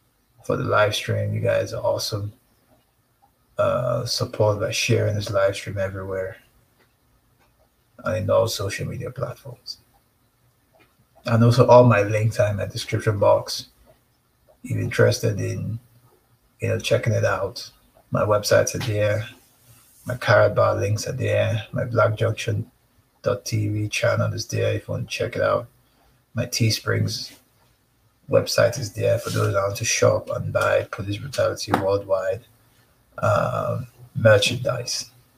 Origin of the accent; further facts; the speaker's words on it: Nigeria; now in Canada; Canada is voting, but I told her, look, I'm Nigerian. I don't vote. Even in Nigeria, I don't vote.